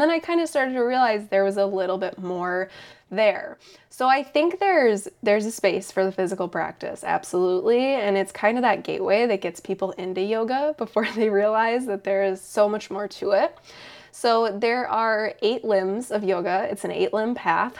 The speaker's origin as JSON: {"language": "English", "town": "Eau Claire", "region": "Wisconsin", "country": "United States", "tie": "born or raised there", "also_born_or_lived": "Madison", "said": "I started working at that yoga studio in my hometown of Eau Claire."}